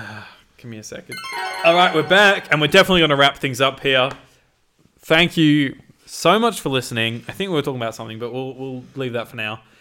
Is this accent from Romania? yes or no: no; United Kingdom; I'm so British